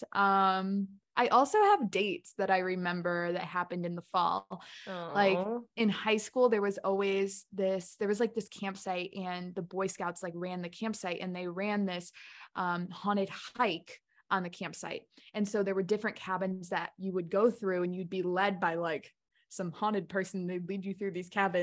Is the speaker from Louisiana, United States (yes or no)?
no; outside Chicago, Illinois, United States; we grew up in the country, even though we grew up right outside Chicago